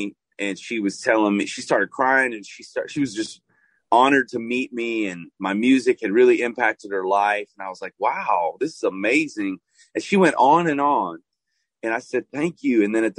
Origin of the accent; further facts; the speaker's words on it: Chicago, Illinois, United States; now in Nashville, United States; I moved to Nashville from Chicago, Illinois, and I started to sound more Southern.